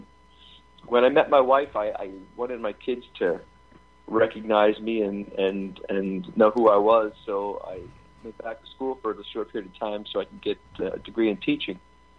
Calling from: Philadelphia, Pennsylvania, United States; Philadelphia, Pennsylvania.

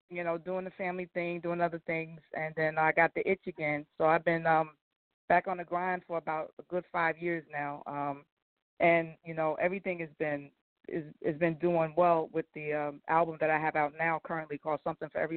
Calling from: New Jersey, United States; Now, New uh, Jersey

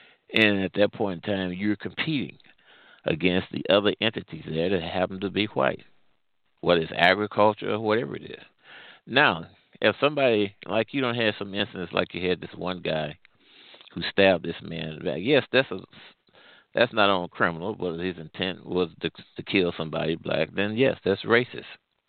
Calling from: Midwest, United States; Well, I'm calling from the Midwest.

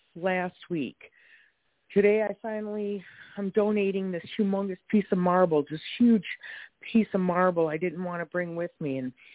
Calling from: Wisconsin, United States; I'm in Wisconsin right now.

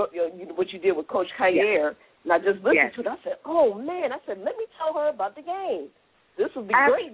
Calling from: U.S. Virgin Islands; I'm calling from St. Thomas.

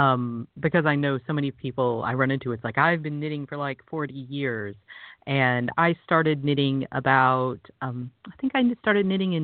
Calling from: Tucker, Georgia, United States; Well, the smart answer is I'm calling you from my basement, but I am in Tucker, Georgia, which is just outside of Atlanta, Georgia.

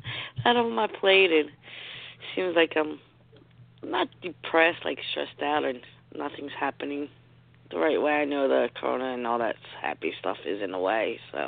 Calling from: New Jersey, United States; New Jersey.

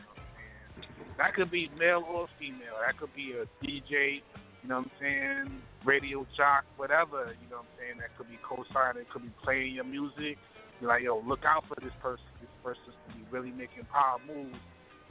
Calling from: Baltimore, Maryland, United States

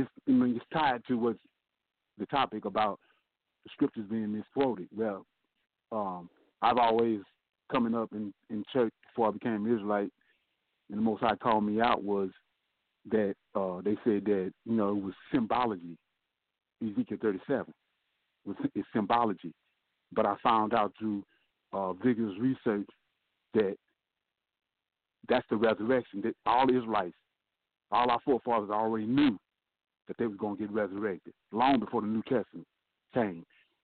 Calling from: Gretna, Louisiana, United States; I'm calling from Geretta, Louisiana.

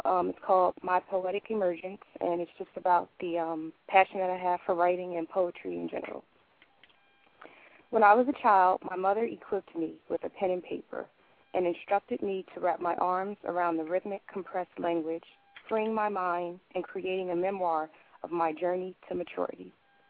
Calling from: Barrington, New Jersey, United States; I'm actually calling from Barrington, New Jersey.

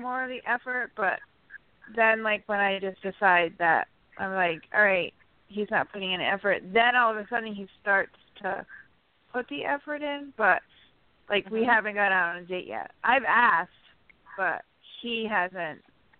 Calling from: New York, United States; from upstate New York.

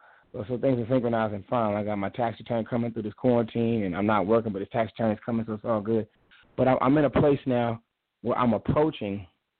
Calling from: St. Paul, Minnesota, United States; St. Paul, Minnesota.

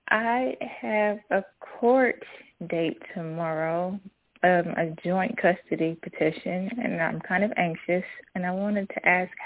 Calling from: Kentucky, United States; I'm calling from Kentucky.

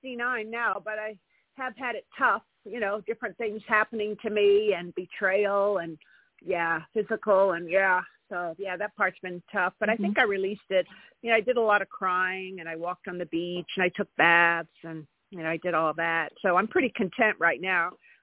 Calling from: California, United States

